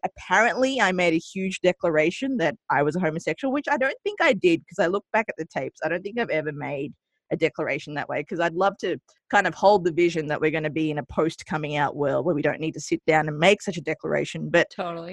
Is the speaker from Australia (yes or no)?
yes; Australia; also born or lived in Colombo, Sri Lanka; I migrated to Australia when I was two, hence the adorable accent that you're hearing on the airwaves now. Mm-hmm. Um, and I grew up in Australia for about 30 years.